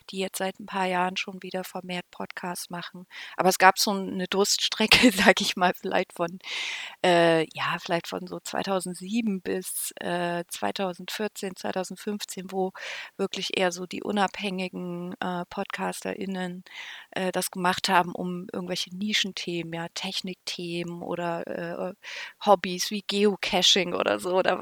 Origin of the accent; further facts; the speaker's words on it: Weimar, Thuringia, Germany; Ich bin eigentlich in Weimar aufgewachsen